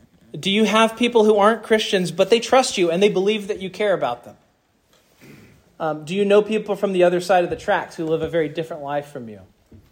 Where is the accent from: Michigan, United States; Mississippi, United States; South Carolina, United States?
Mississippi, United States; And I thought that I came from Mississippi.